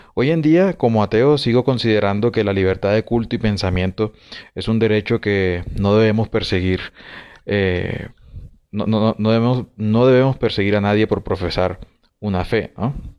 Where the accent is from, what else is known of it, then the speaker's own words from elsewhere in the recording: Colombia; en Colombia, en mi país